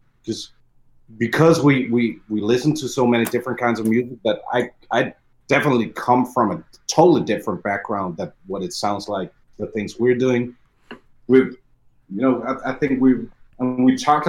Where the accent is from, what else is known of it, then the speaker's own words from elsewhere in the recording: Denmark; because we're from Denmark, we're from up north